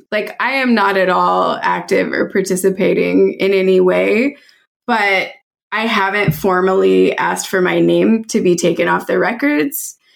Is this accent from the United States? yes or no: yes; Virginia Beach, Virginia, United States; also born or lived in North Carolina; Okay, so I actually grew up in Virginia. Like I'm from the South. Um but like military family uh, mostly lived in Virginia Beach, a little bit in North Carolina.